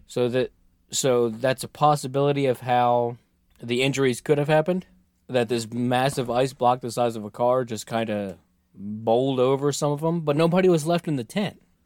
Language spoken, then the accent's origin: English; United States; I'm very American.